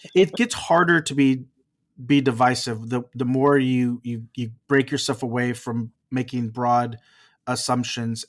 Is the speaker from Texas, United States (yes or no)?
yes; Texas, United States; now in California, United States; I live in California, but I'm from Texas.